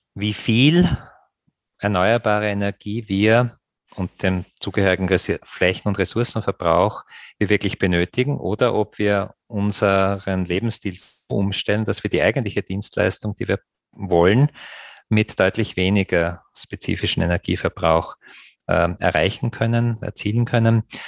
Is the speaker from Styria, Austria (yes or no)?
yes; Graz, Styria, Austria; meine Heimatstadt Graz